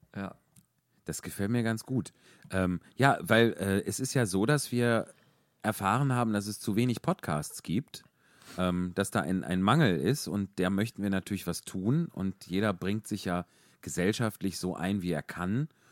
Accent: Wuppertal, North Rhine-Westphalia, Germany; ich komme aus Wuppertal

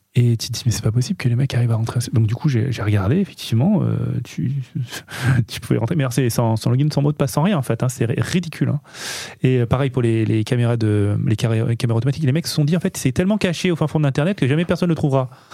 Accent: Nice, Provence-Alpes-Côte d'Azur, France; on est, on est niçois

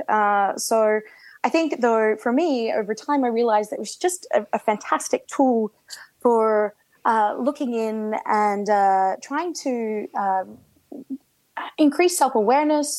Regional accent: Australia; I grew up in Australia

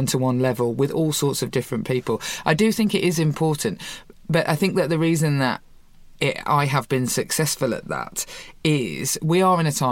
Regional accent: Birmingham, West Midlands, United Kingdom; I come from Birmingham, the city of Chamberlain

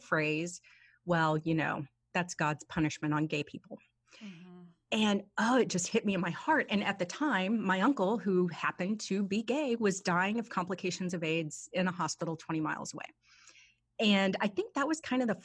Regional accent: Oklahoma, United States; the town I grew up in Oklahoma

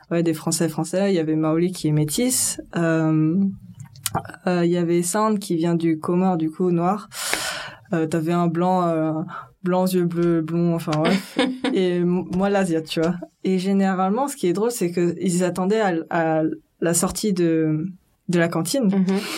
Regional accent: France; moved away as an adult; also born or lived in Paris; now in South Korea; Je suis née en France. Je suis née en France

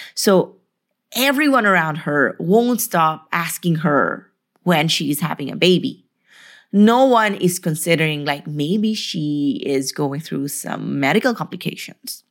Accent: Philippines; moved away; I came from the Philippines

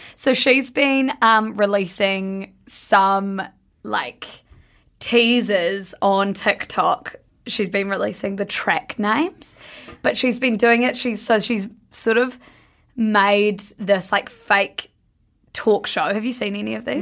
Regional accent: New Zealand; I'm from New Zealand

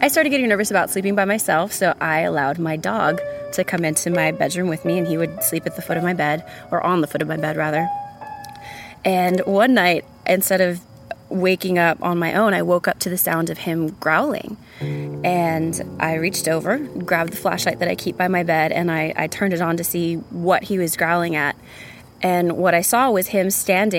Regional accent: San Antonio, Texas, United States; now in Austin, United States; I'm originally from San Antonio, Texas

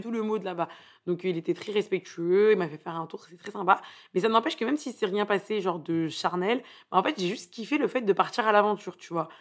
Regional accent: Paris, Île-de-France, France; je viens de Paris

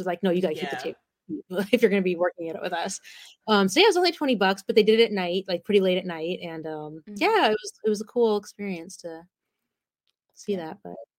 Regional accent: California, United States; I grew up in California

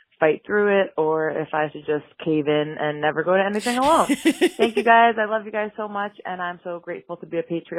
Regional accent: New York City, New York, United States; also born or lived in Albany, New York; I live in New York. I'm originally from New York City, but now I've actually moved to the quiet town of Albany, New York.

